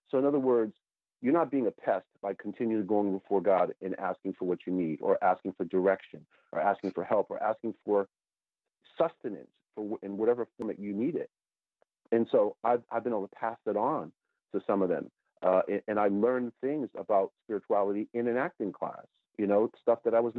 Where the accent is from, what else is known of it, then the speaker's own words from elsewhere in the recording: New York, United States; I have a New York, I'm from the New York area.